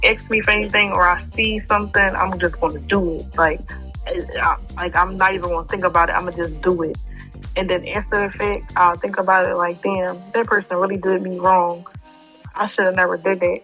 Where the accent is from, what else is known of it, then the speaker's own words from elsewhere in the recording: Philadelphia, Pennsylvania, United States; I'm from Philly, from West.